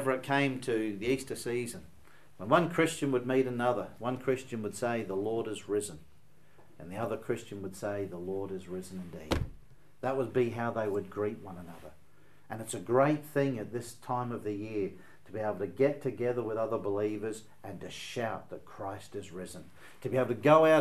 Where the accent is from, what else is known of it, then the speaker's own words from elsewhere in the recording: Australia; being an Australian